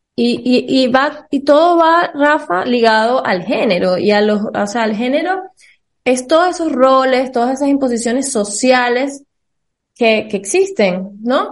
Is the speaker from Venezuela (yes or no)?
yes; Venezuela; nosotros somos de Venezuela